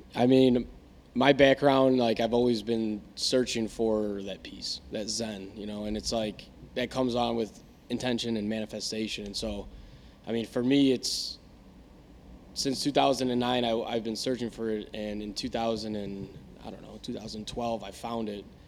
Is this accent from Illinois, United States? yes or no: yes; Tinley Park, Illinois, United States